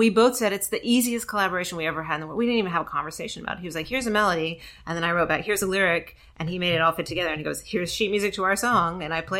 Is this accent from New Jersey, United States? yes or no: no; outside of Memphis, Tennessee, United States; moved away; also born or lived in Georgia; grew up outside of Memphis.